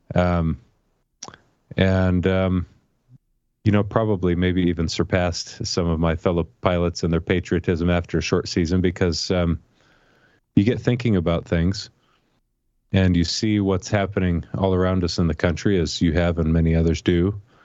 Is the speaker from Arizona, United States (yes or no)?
yes; Tucson, Arizona, United States; moved away as an adult; I grew up in Tucson. I was born and raised there